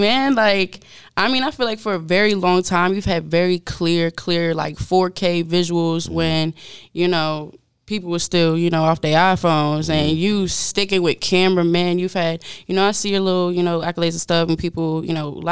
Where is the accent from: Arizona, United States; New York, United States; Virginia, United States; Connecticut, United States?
Virginia, United States; I'm from Virginia. I'm living in Virginia